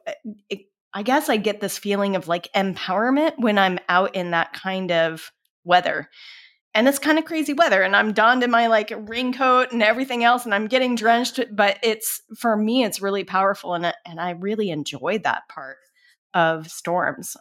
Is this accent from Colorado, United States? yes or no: yes; Colorado, United States; So, I grew up in Colorado. I grew up, uh, on a ranch that was surrounded by national forests